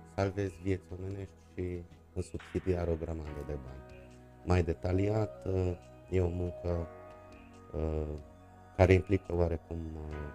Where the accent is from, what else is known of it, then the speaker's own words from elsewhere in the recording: Târgu Mureș, Mureș County, Romania; also born or lived in Cluj-Napoca / Mediaș; din 1984, deci de la vârsta de 4 ani pot să spun că sunt Târgu Mureșean uh, jet jet uh, tatăl meu era Târgu Mureșean de asemenea, aici am uh, făcut școala, aici am copilărit, aici am crescut.